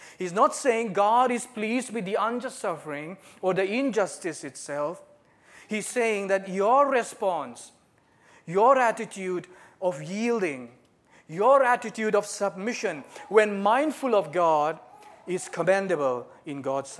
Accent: Northeast India, India; moved away as an adult; now in Japan; So I'm from Northeast India. I've been in Japan for the last 17 years.

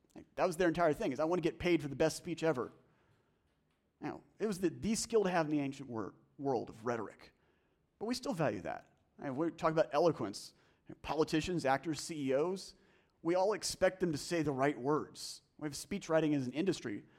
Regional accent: the South, United States; I'm from the South

